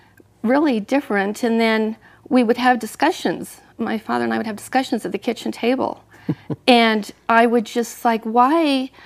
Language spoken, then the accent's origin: English; Bountiful, Utah, United States; also born or lived in Salt Lake City, Utah; I was born into the Mormon Church. Yeah. I was born in Salt Lake City and raised in Bountiful.